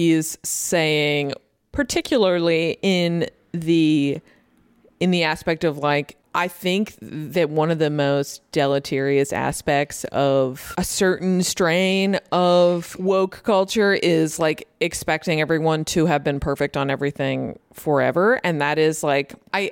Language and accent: English; near Dedham, Massachusetts, United States; very close to my hometown, the teachers in Dedham, Massachusetts